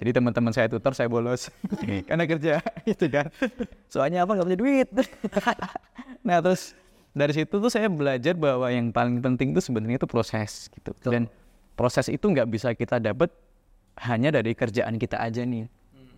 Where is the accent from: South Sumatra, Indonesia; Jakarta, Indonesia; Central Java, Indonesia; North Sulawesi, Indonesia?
Central Java, Indonesia; Ambarawa; dulu aku lahir tuh di Ambarawa Semarang kan. Nah dari kecil tuh aku tuh siap sore sama pagi tuh terbiasa harus nimba air nih di sumur